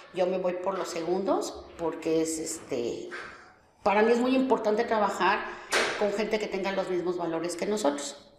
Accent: Mexico City, Mexico; moved away as an adult; also born or lived in Guadalajara; now in Monterrey, Mexico; Yo soy de la Ciudad de México y viví 15 años en Guadalajara y ya tengo pues 21 años aquí en, Monterrey

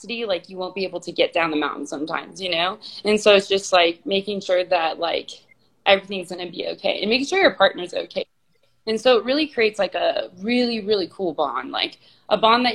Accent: Garden Grove, California, United States; I grew up in California

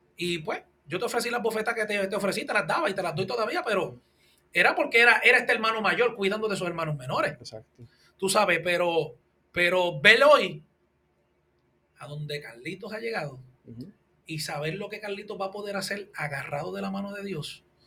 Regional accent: Puerto Rico; Nosotros somos puertorriqueños

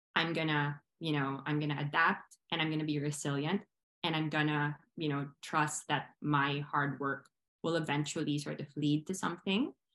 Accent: Philippines; moved away as an adult; also born or lived in Manila; I am Filipino. I was born there, I was raised there.

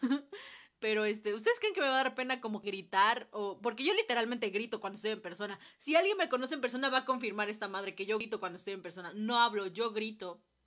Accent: Mexico; nosotros como sociedad mexicana

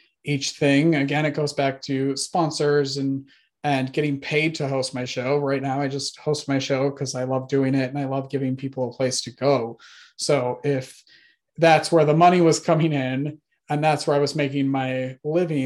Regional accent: Wisconsin, United States; I grew up in Wisconsin

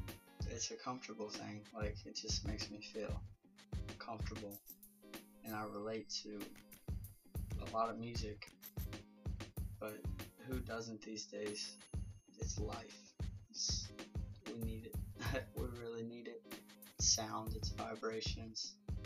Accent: Virginia, United States; All over the place, Virginia.

